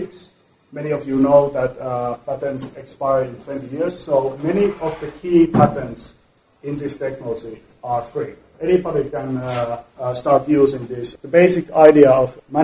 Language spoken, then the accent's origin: English; Tampere, Pirkanmaa, Finland; Tampere, my hometown in Finland